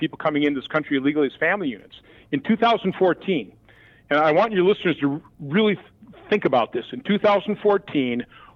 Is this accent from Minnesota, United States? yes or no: yes; Minneapolis, Minnesota, United States; now in Wisconsin, United States; I remember growing up in the Minneapolis area